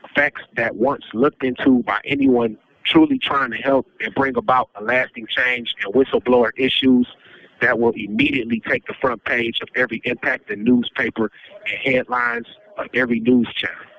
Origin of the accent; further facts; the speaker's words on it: United States; an American taxpaying citizen